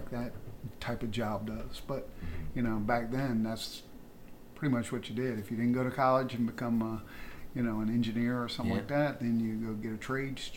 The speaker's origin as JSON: {"language": "English", "town": "Virginia Beach", "region": "Virginia", "country": "United States", "tie": "born or raised there", "said": "I went to Bayside High School, so I grew up down in the Chicks Beach area"}